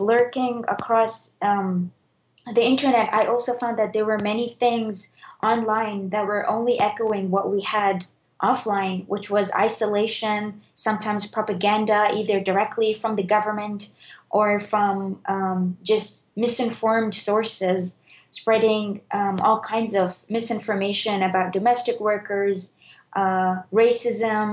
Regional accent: Bahrain; I grew up in Bahrain

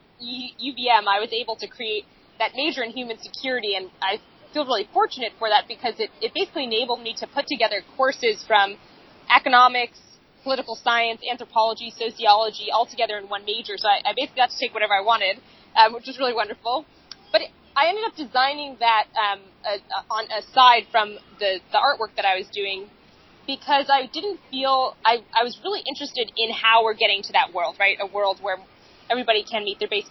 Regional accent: New York City, New York, United States; moved away as an adult; also born or lived in Rwanda; growing up in Lower Manhattan

